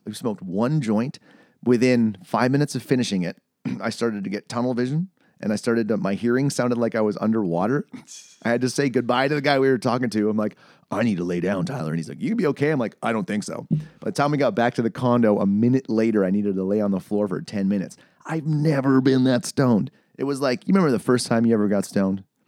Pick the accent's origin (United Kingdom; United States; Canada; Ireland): Canada; as a Canadian